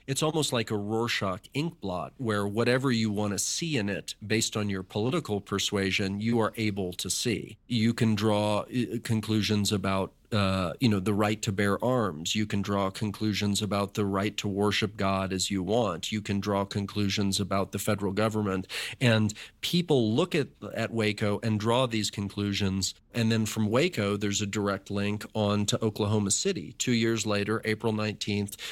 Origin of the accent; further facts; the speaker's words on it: Dallas, Texas, United States; I was a kid growing up in Dallas, Texas